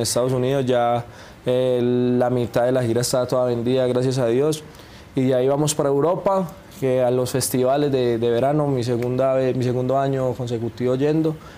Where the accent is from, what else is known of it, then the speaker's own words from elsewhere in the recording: Colombia; moved away as an adult; now in Mexico; para uno como colombiano venir acá a México y sonar aquí en México, yo que ya llevo pues tres añitos